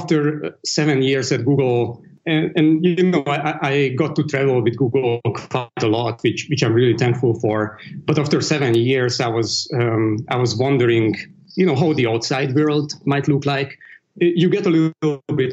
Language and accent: English; Hungary; moved away as an adult; also born or lived in Dublin, Ireland / Hong Kong; now in London, United Kingdom; I grew up in the East Bloc, in Hungary specifically.